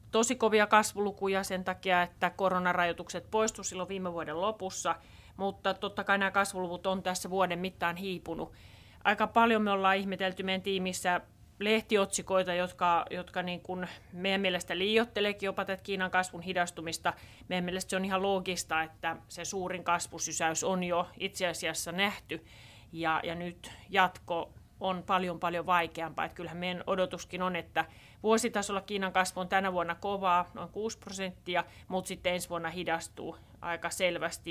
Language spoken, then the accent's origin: Finnish; Southeast Finland, Finland; Mä oon Kaakkois-Suomesta kotoisin